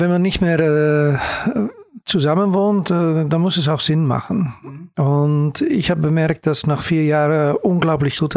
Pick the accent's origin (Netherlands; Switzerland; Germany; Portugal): Netherlands; The Hague, South Holland; German is a second language; Ja, okay, ich komme aus Den Haag. Okay. Das ist Holland.